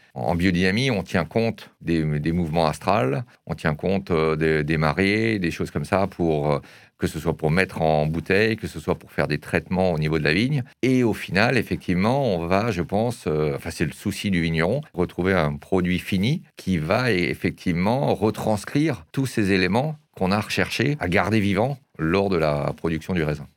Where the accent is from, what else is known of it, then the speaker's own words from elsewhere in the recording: Erstein, Grand Est, France; je suis alsacien. Je suis né en Alsace. Et alors, c'est assez, euh, assez amusant de savoir que je suis né à Erstein